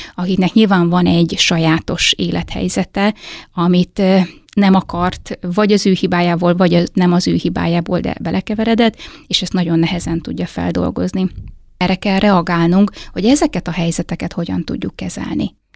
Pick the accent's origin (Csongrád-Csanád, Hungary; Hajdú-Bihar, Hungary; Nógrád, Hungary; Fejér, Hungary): Hajdú-Bihar, Hungary; Hajdúdorog; moved away as an adult; now in Nyíregyháza, Hungary; én hajdudorogról származom